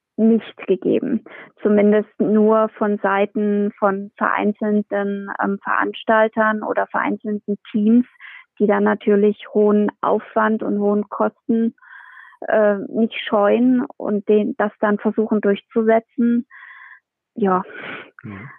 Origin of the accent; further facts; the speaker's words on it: Hesse, Germany; bei uns in Hessen